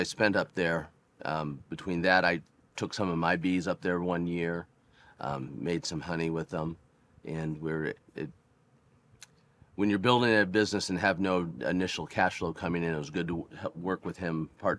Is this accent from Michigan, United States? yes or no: no; Santa Barbara, California, United States; growing up in Santa Barbara.